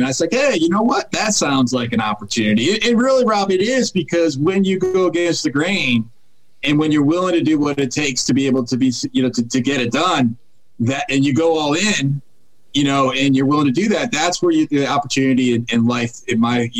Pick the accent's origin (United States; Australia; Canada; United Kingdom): United States; New England; born there; now in Northern Virginia, United States; So I was born in New England, and I currently live in Northern Virginia, right outside of Washington, D.C.